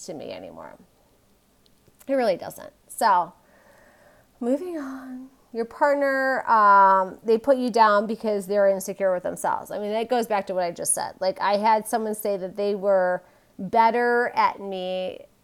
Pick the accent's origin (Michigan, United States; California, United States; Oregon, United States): Michigan, United States; moved away; growing up in Michigan, I'm like we don't boast